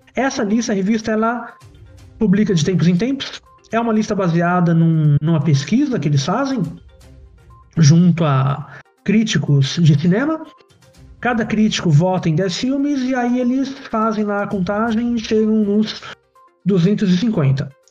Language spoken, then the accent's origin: Portuguese; São Paulo, Brazil; eu também vim da, da periferia de São Paulo uh, Parque Novo Mundo, Zona Norte, quase Guarulhos